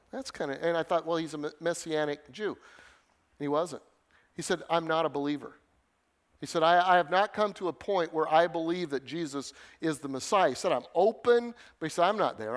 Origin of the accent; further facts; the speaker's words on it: Denver, Colorado, United States; moved away as an adult; also born or lived in Northern Illinois; I grew up in Denver in the city.